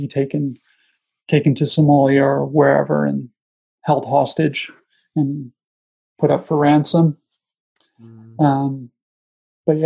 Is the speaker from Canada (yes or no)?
yes; Canada; moved away as an adult; I was living away from Canada for nearly 10 years sort of thing. And came back home